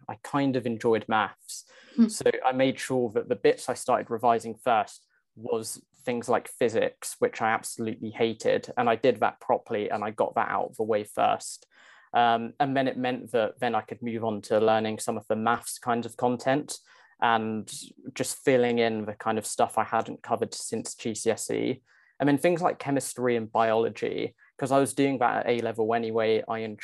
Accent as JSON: {"language": "English", "area": "Essex", "region": "East of England", "country": "United Kingdom", "tie": "born or raised there", "moved": "as an adult", "lives_now": "London, United Kingdom", "said": "So I grew up in Essex, just outside of London"}